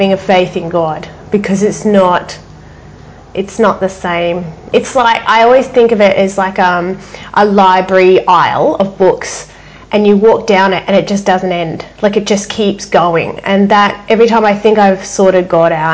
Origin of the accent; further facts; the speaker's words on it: Perth, Western Australia, Australia; our family lived in Perth, so I'm originally from Western Australia